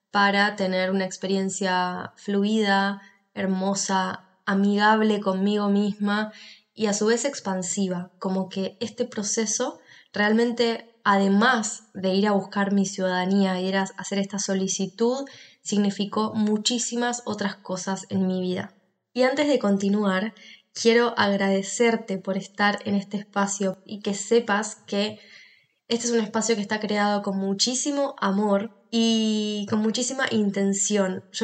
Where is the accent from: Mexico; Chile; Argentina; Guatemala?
Argentina; now in Spain; en el que cuento mi experiencia de por qué me moví de país, por qué me fui de Argentina a España.